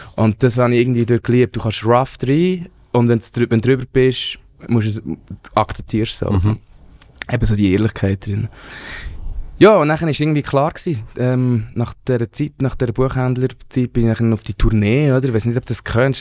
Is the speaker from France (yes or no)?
no; Wangen bei Olten, Solothurn, Switzerland; ich bin ja in Wangen bei Alten aufgewachsen